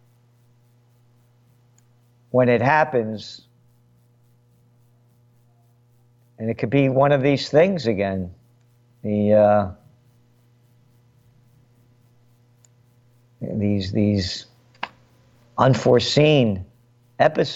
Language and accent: English; United States; As an American